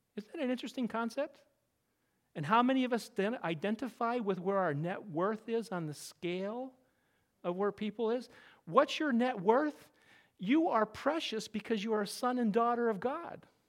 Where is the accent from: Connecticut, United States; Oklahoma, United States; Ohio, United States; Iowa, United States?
Connecticut, United States; I'm from Connecticut